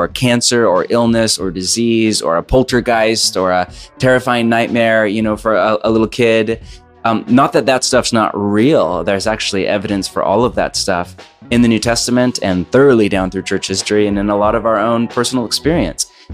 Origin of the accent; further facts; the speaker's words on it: Bay Area, California, United States; now in Portland, United States; I grew up born and raised kind of on the West Coast. So I grew up in Bay Area and then moved to Portland